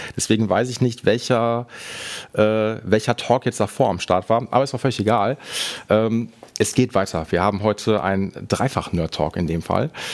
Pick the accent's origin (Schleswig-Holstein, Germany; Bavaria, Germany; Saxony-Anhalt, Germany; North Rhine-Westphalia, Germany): North Rhine-Westphalia, Germany; Essen; ich komme aus Essen und bin in Essen